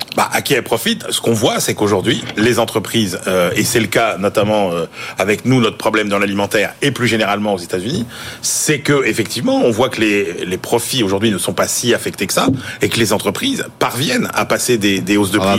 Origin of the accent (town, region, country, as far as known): France